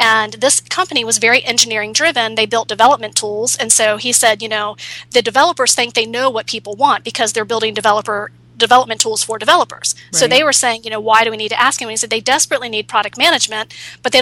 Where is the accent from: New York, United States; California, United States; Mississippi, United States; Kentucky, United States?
California, United States; San Francisco; I'm from San Francisco, so that's Silicon Valley.